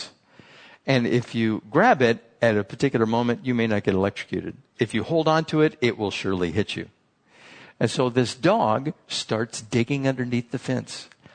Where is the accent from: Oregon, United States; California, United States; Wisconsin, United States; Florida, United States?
California, United States; San Diego; I was from San Diego